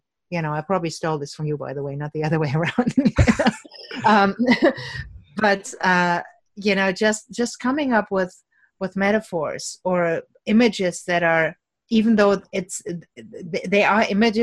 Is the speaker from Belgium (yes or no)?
no; Cologne, North Rhine-Westphalia, Germany; moved away; Cologne, which is my hometown